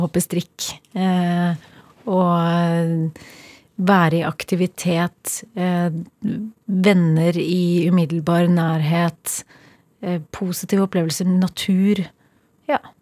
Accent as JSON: {"language": "Norwegian", "town": "Kolbotn", "region": "Akershus", "country": "Norway", "tie": "born or raised there", "said": "Jeg har vokst opp på Kolbotn. Eh, et lite, men veldig fint sted utenfor Oslo."}